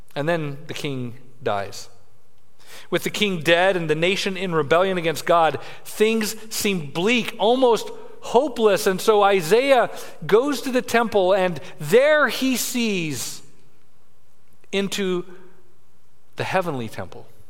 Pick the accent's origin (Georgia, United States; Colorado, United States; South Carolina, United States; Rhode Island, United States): Colorado, United States; Denver; I grew up in Denver, Colorado